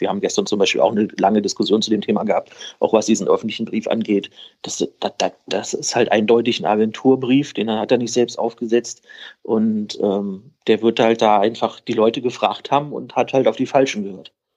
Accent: Berlin, Germany; moved away; Das kann ich als Berliner sagen

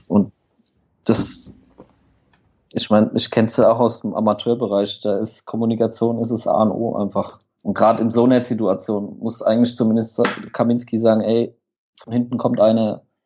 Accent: near Aschaffenburg, Bavaria, Germany; Ich bin 27 Jahre alt und komme aus der Nähe von Aschaffenburg

